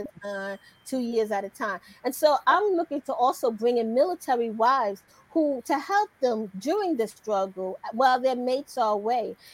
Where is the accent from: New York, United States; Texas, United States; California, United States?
New York, United States; New York City; moved away as an adult; also born or lived in DMV (Washington, D.C. area); now in Washington, D.C. area, United States; I'm originally hailing from New York City. I moved down here to the DMV to go to Howard University. I've been here ever since